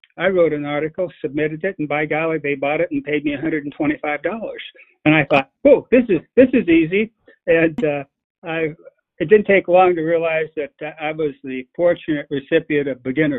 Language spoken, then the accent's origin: English; the Ozarks, United States; now in Jefferson County, Missouri, United States; growing up in the Ozarks